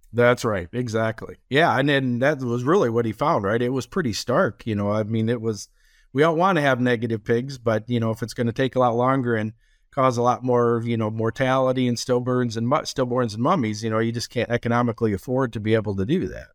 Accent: Minnesota, United States; moved away as an adult; now in Iowa, United States; born and raised in Minnesota

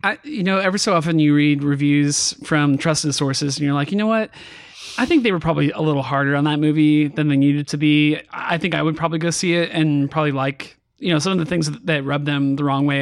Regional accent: California, United States; I grew up in California

